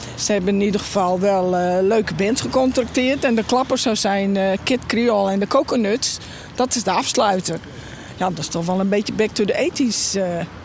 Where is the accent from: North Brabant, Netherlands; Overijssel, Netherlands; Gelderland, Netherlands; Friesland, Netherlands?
Friesland, Netherlands; ik ben een echte Fries